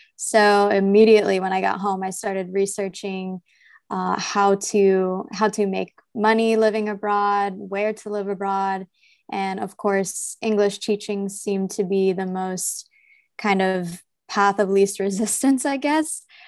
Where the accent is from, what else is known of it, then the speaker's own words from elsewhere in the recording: New Jersey, United States; I'm from New Jersey from a, like, rural farm town kind of area. And growing up was pretty, uh, suburban